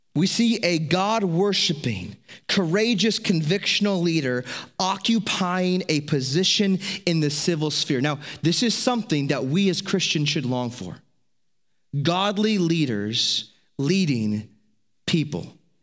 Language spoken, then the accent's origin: English; United States; As an American, As people who are American citizens